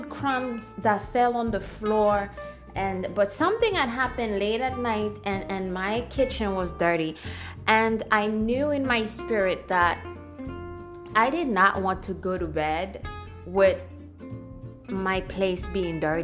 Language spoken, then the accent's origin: English; Haiti; moved away; Growing up in Haiti